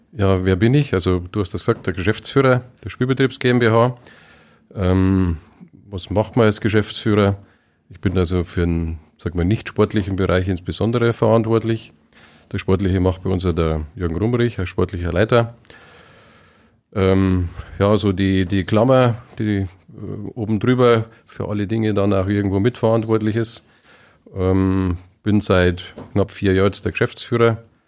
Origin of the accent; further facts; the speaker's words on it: Munich, Bavaria, Germany; also born or lived in Upper Palatinate; now in Weiden, Germany; bin ja, gebürtiger Münchner, wenn man vielleicht immer noch ein bisschen hört, kein äh, eingeborener Oberpfälzer